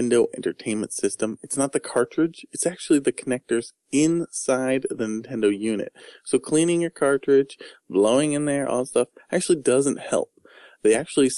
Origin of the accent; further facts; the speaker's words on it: United States; I'm American